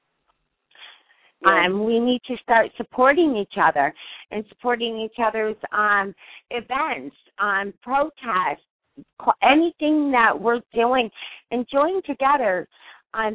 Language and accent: English; Connecticut, United States; I'm from Connecticut